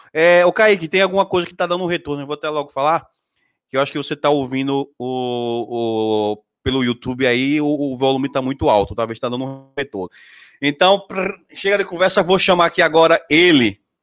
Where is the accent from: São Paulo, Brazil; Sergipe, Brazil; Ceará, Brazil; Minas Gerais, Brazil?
Sergipe, Brazil; Aracaju; Sou daqui de Aracaju